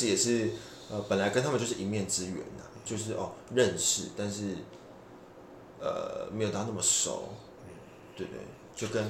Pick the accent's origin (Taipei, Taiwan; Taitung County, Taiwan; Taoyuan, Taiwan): Taipei, Taiwan; 我是台北人。